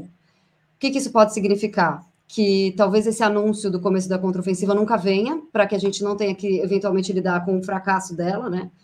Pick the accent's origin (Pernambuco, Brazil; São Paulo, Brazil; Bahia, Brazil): São Paulo, Brazil; moved away as an adult; now in Moscow, Russia; de São Paulo, uma cidade bastante caótica, mas é brincadeira, eu tenho saudades do, da, da minha cidade natal